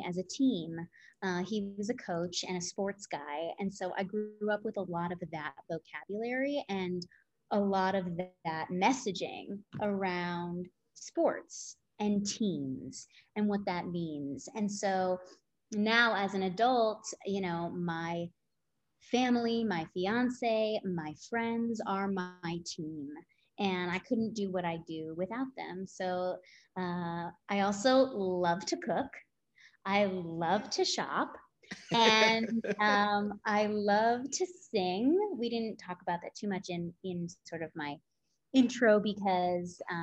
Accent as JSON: {"language": "English", "region": "New Jersey", "country": "United States", "tie": "born or raised there", "said": "I grew up in Jersey."}